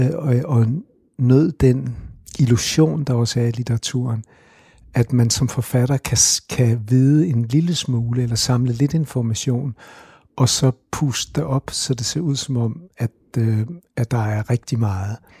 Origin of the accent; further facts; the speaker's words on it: Copenhagen, Capital Region of Denmark, Denmark; Og jeg er vokset op på Christianshavn